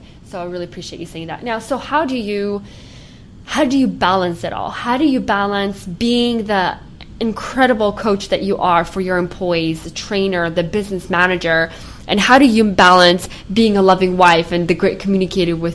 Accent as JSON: {"language": "English", "country": "Ukraine", "tie": "born or raised there", "moved": "yes", "said": "I was born in Ukraine"}